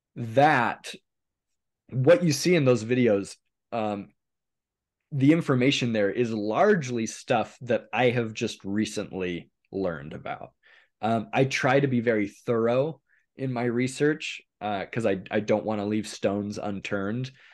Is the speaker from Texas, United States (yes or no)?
no; Hermiston, Oregon, United States; also born or lived in Salt Lake City, Utah / California; most of um, my youth was spent in a little town called Hermiston, Oregon, which is in northeastern Oregon